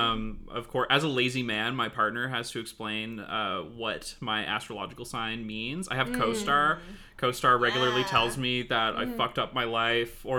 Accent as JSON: {"language": "English", "town": "Edmonton", "region": "Alberta", "country": "Canada", "said": "I'm from Edmonton, like the effete, like, urban, you know, educated city."}